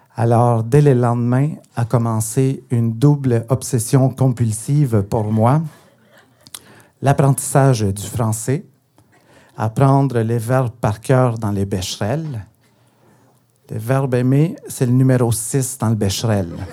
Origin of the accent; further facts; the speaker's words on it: Guatemala; first language Spanish; French is a second language; now in Montreal, Canada; je suis originaire du Guatemala